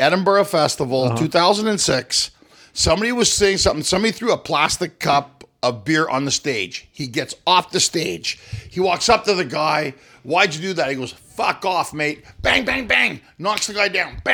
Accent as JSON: {"language": "English", "country": "Canada", "said": "I'm Canadian"}